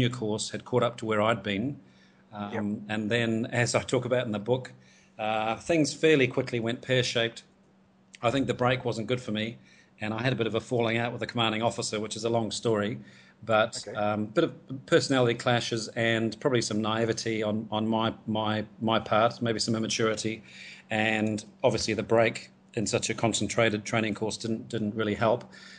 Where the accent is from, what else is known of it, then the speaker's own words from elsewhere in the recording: Gisborne, New Zealand; moved away as an adult; also born or lived in Tauranga; now in Hong Kong; I grew up in Gisborne, so born in Tauranga, but moved to Gisborne when my dad got a transfer with his work when I was about five.